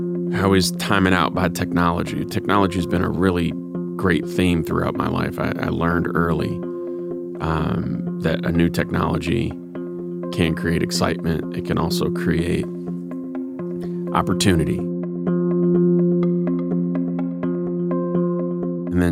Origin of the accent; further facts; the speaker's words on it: Cleveland, Ohio, United States; Growing up in Cleveland.